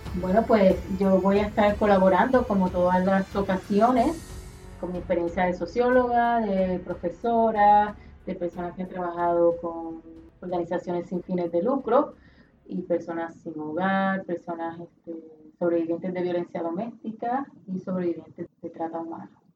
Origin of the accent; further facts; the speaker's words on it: Puerto Rico; todos nosotros como puertorriqueños